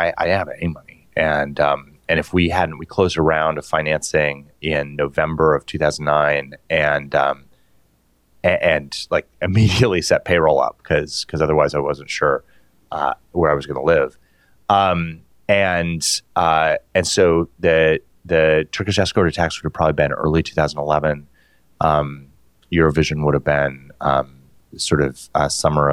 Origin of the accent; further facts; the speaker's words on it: Utah, United States; now in San Francisco, United States; I grew up in Utah